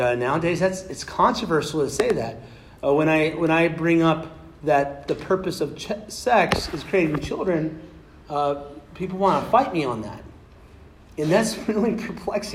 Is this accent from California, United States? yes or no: no; Kansas, United States; moved away; I was born in Kansas.